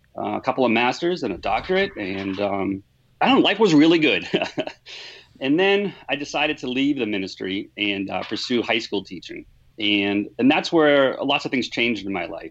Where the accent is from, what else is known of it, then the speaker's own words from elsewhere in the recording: Boston, Massachusetts, United States; I grew up in Boston, Irish Catholic family.